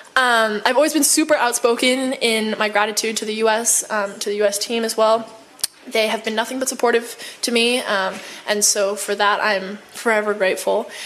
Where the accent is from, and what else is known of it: United States; also born or lived in China